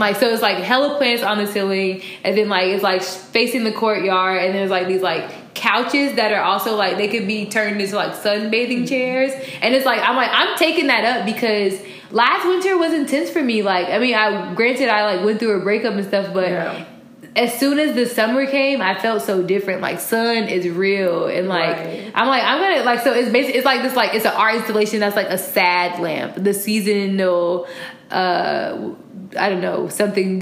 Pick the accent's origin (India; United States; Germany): United States; Chicago, Illinois; also born or lived in Florida; how much Chicagoans appreciate summer